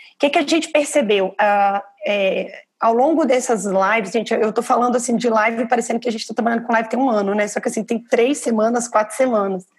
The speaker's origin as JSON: {"language": "Portuguese", "town": "Belo Horizonte", "region": "Minas Gerais", "country": "Brazil", "moved": "yes", "lives_now": "São Paulo, Brazil", "said": "eu estou privilegiado de estar em São Paulo, mas eu sou de Belo Horizonte"}